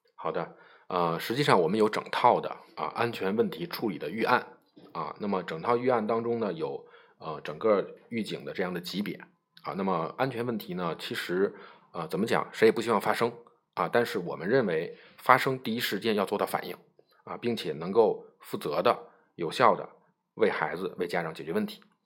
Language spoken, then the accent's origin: Chinese; China; 我们中国人呢可能习惯于喝热水